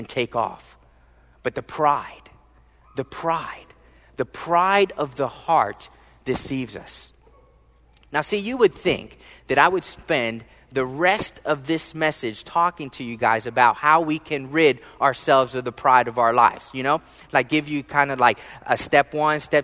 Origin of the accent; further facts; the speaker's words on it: Philadelphia, Pennsylvania, United States; moved away; I was born and raised in the wonderful, beautiful city state of Philadelphia, Pennsylvania.